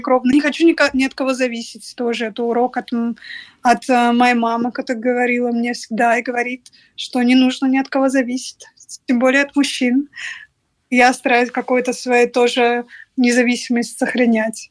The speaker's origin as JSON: {"language": "Russian", "country": "Russia", "moved": "as an adult", "lives_now": "Paris, France", "said": "ну из России"}